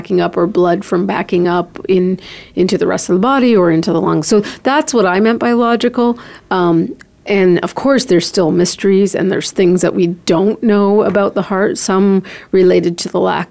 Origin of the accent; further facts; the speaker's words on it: Canada; also born or lived in Columbus, Ohio / Chicago, Illinois; now in Phoenix, United States; I'm a Canadian